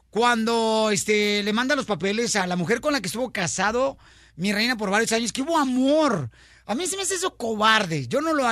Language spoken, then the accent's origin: Spanish; New Mexico, United States; Yo de Nuevo México.